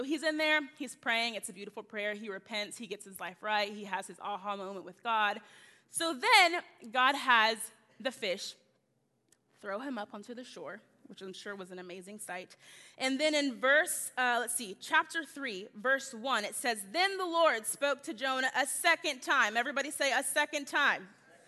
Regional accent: the South, United States; I'm from the South. I'm used to you guys talking back to me. So if I say, can I get an amen a lot, I apologize in advance.

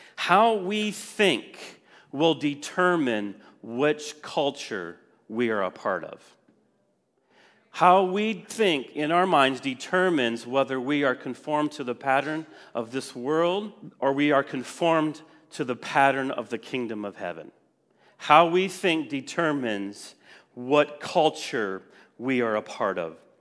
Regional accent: Wisconsin, United States; moved away; I was from Wisconsin, and I just didn't want to move back.

